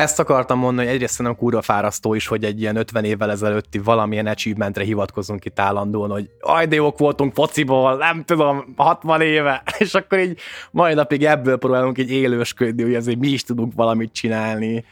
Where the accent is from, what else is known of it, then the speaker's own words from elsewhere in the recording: Hungary; én magyar vagyok, hogy onnan jövök